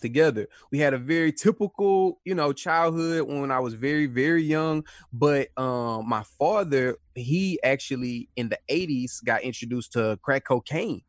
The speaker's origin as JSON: {"language": "English", "town": "Houston", "region": "Texas", "country": "United States", "tie": "born or raised there", "said": "So, I was born in Houston, Texas. I'm from Houston, Texas, a neighborhood called South Park."}